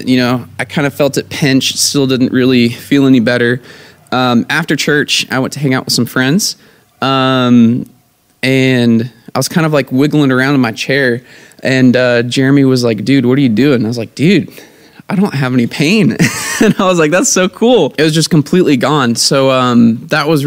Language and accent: English; Virginia, United States; moved away; Right now I'm in Virginia in my hometown